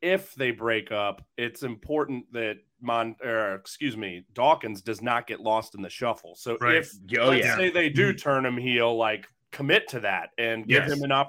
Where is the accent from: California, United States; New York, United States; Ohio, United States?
Ohio, United States; Cincinnati; also born or lived in Louisville; now in Northern Kentucky, United States; he's from Cincinnati, my hometown